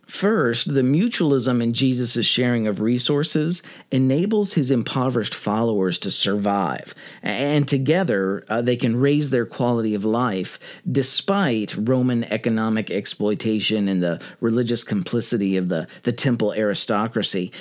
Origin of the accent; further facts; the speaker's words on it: United States; I'm American